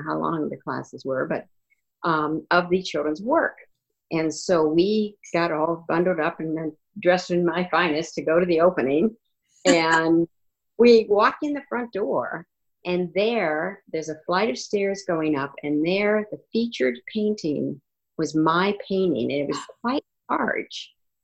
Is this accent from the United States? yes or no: yes; Iowa, United States; also born or lived in Cedar Rapids, Iowa; now in Manchester, United States; I'm originally from Iowa